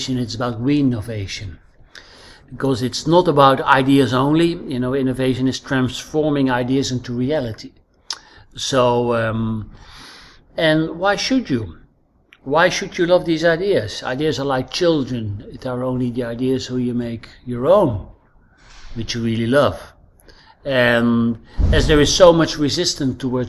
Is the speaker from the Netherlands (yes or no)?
yes; Netherlands; accent: Dutch; English is a second language; moved away as an adult; now in Crete, Greece; As you can probably hear from my accent, I'm Dutch. I'm living on Crete the last few years